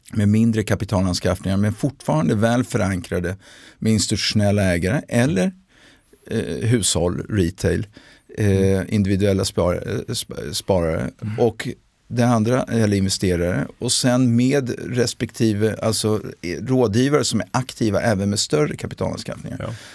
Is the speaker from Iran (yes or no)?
no; Milan, Lombardy, Italy; moved away as an adult; also born or lived in Brussels, Belgium / England / London, United Kingdom; now in Sweden; jag hade vuxit upp i Italien, eh, i Milano